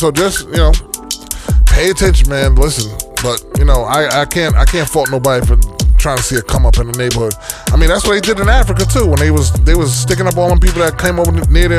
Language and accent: English; Jamaica; moved away; I'm from Haiti. I'm Haitian. Everybody think I, you know, it's just like me growing up in Jamaica.